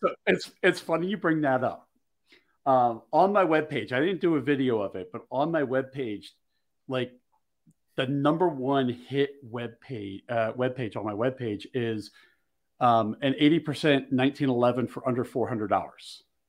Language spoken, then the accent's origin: English; Philadelphia, Pennsylvania, United States; I grew up in Philly